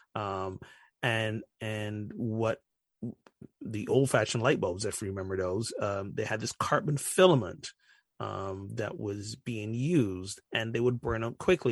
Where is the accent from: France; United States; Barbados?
Barbados; I'm from Barbados